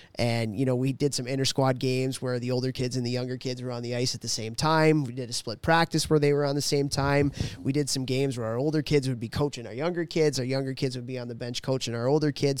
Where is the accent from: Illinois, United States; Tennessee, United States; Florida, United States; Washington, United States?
Illinois, United States; Chicago; growing up in Chicago